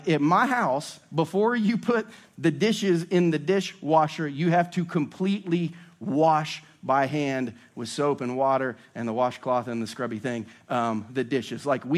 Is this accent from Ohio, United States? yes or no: yes; Ohio, United States; now in Lee's Summit, United States; I just grew up in an old house in Ohio.